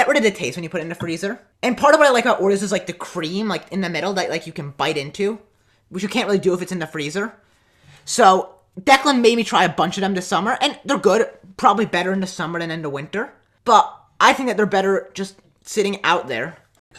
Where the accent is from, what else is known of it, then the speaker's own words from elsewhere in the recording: New York City, New York, United States; We're from New York City